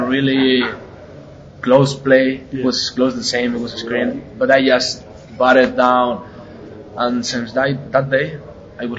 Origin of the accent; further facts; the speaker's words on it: Spain; I'm from Spain